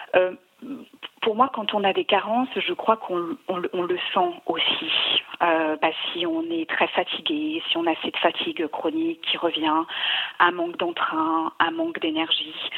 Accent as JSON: {"language": "French", "area": "Savoy", "region": "Auvergne-Rhône-Alpes", "country": "France", "said": "je suis une savoyarde"}